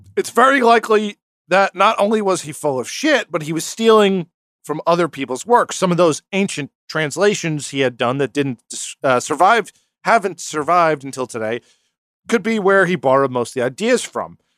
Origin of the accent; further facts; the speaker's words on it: New York, United States; we're from New York